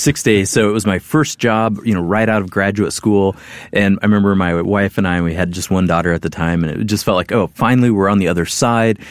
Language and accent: English; Midwest, United States; moved away as an adult; I'm a Midwesterner.